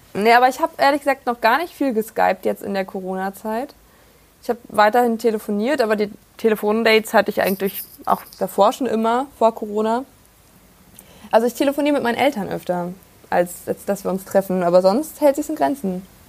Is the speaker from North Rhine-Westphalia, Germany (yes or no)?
no; Prignitz, northwest Brandenburg, Germany; mitten auf dem Land in der schönen Prignitz im Nordwesten Brandenburgs. Dort, wo ich aufgewachsen bin, wohne ich auch momentan wieder